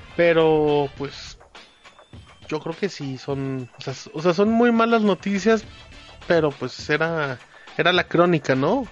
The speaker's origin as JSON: {"language": "Spanish", "region": "Aguascalientes", "country": "Mexico", "also_born_or_lived": "Zacatecas", "said": "somos de Aguascalientes"}